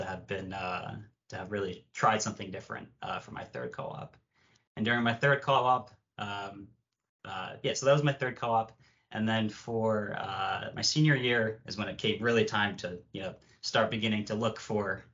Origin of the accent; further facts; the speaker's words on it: United States; also born or lived in Morocco / Philadelphia, Pennsylvania, United States; I came to the U.S. when I was 3 years old with my parents